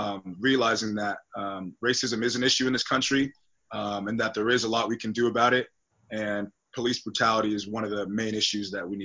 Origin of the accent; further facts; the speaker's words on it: Tustin, California, United States; growing up in Tustin, California, being one of the only black families in my environment growing up.